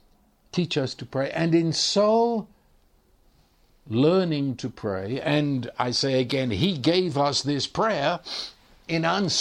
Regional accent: England, United Kingdom; now in United States; of course, I was raised speaking English, and I know you listen to my accent and you immediately say that you're English. I know that. But the truth is, when I go back to England, they think I'm an American

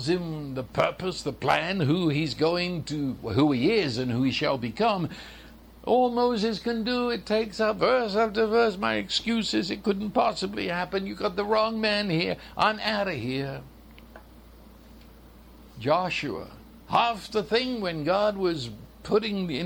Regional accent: London, United Kingdom; I was raised in London, England

